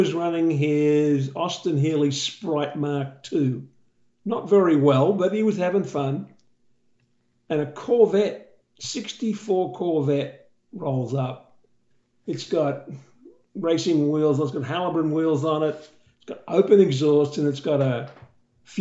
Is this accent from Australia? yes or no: yes; Australia; accent: Australian; moved away; my Australian accent has been the most amazing door opener